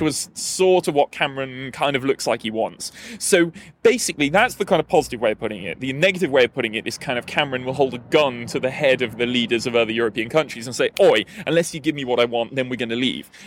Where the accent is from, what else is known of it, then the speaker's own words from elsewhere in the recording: Newport, Wales, United Kingdom; now in Denmark; I'm originally from a small and depressing industrial town called Newport in South Wales, uh, but I live in Denmark these days